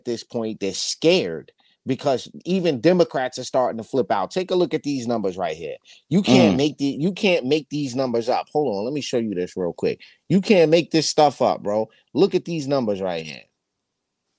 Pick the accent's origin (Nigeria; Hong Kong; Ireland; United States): United States; California; now in New York, United States; my home state of California